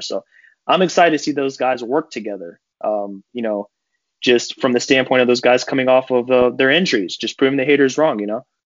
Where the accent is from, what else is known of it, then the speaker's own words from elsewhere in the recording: Cleveland, Ohio, United States; I'm from Cleveland